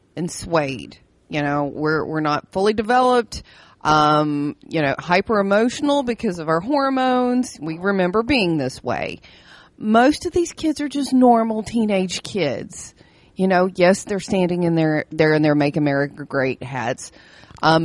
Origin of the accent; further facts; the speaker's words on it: Kentucky, United States; we're from Kentucky